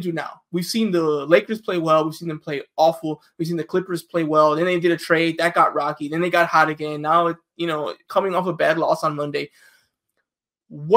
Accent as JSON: {"language": "English", "town": "Chicago", "region": "Illinois", "country": "United States", "tie": "born or raised there", "moved": "yes", "lives_now": "Los Angeles, United States", "said": "I'm originally from Chicago. That's where I grew up"}